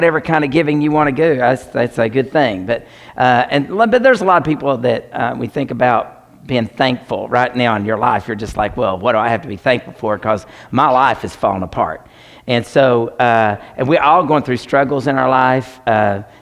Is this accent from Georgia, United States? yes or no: no; Tennessee, United States; I'm from Tennessee